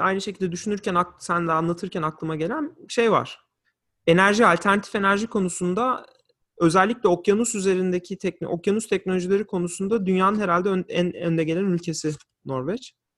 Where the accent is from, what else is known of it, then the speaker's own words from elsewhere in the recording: Turkey; also born or lived in Lansing, Michigan / St. Joseph, Michigan; now in Washington, D.C., United States; biz öyle büyüdük, öyle yetiştik. Orada büyüdük.